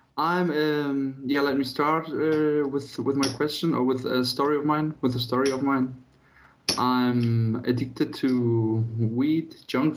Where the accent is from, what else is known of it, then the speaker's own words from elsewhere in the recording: Poland; I was born in Poland, so my parents are from Poland